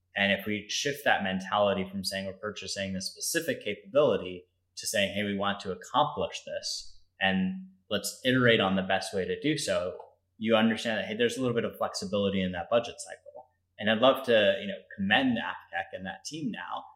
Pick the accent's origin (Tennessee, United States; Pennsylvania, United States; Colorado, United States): Colorado, United States; Denver; moved away as an adult; also born or lived in Louisiana; I grew up in Denver, Colorado.